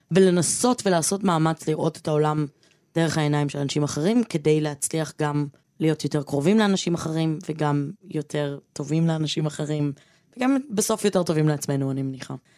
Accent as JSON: {"language": "Hebrew", "town": "Givatayim", "region": "Tel Aviv District", "country": "Israel", "said": "מהאשכנזיות שלי, מהלבנות שלי, מהגבעתיים שלי"}